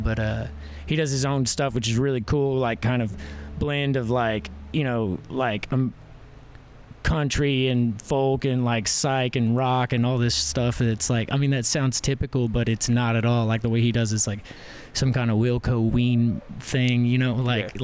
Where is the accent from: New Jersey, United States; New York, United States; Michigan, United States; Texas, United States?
Texas, United States; Fort Worth; also born or lived in Johnson County, Texas; I was born in Fort Worth